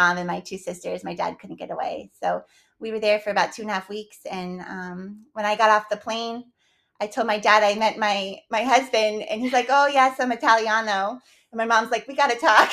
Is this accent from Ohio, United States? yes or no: yes; Youngstown, Ohio, United States; moved away as an adult; now in Hudson, United States; I grew up in Youngstown, so just about an hour south of here.